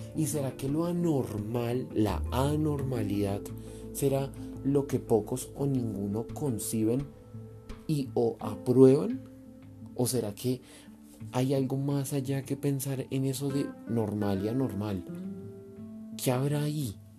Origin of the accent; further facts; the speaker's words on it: Colombia; como colombiano